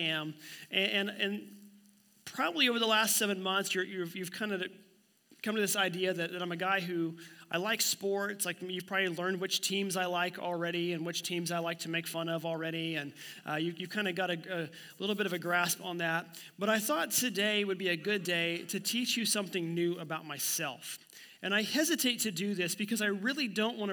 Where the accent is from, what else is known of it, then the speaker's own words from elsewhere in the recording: Miami, Oklahoma, United States; my hometown of Miami, Oklahoma